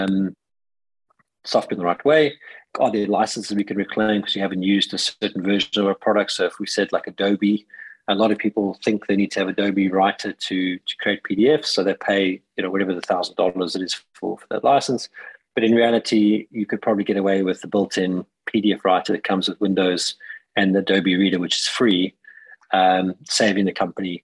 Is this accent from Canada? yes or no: no; South Africa; now in United Kingdom; I am a South African living in the UK